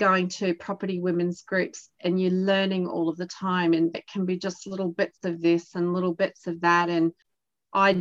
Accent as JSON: {"language": "English", "region": "East Coast", "country": "Australia", "also_born_or_lived": "Adelaide, South Australia", "said": "We're from the East Coast and we did live down in South Australia during that global financial crisis"}